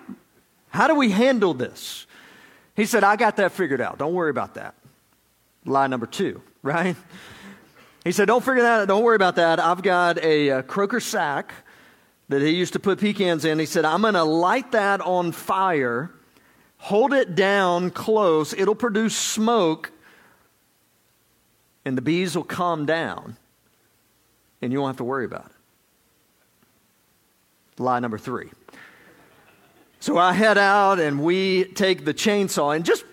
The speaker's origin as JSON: {"language": "English", "region": "Georgia", "country": "United States", "said": "I'm from Georgia"}